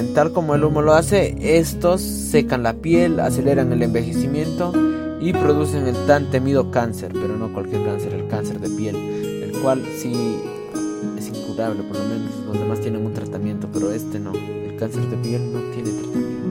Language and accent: Spanish; Peru; En mi país